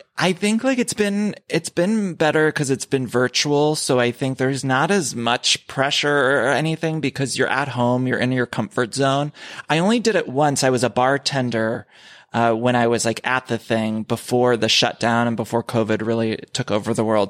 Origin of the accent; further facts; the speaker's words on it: Ohio, United States; I grew up in Ohio